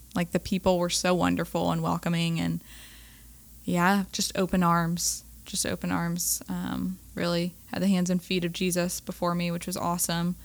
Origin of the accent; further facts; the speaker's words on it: Raleigh, North Carolina, United States; I'm originally from Raleigh, born and raised